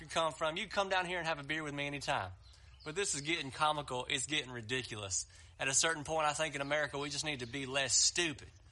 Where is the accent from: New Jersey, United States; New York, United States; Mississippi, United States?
Mississippi, United States; I'm from Mississippi